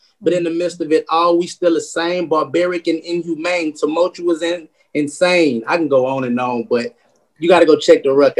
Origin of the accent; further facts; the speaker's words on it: Baton Rouge, Louisiana, United States; So I'm from Sherwood Forest. Okay. But I'm from not like the good part of Sherwood Forest. We call it Sherwood. From like the poverty side, I went to Bel Air High School.